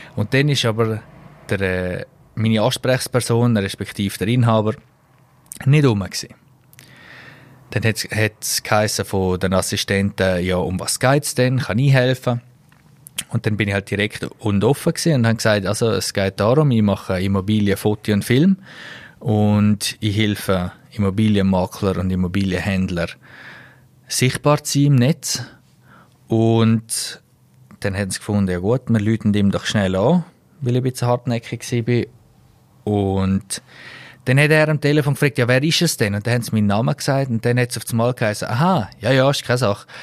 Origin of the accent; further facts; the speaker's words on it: Switzerland; als Schweizer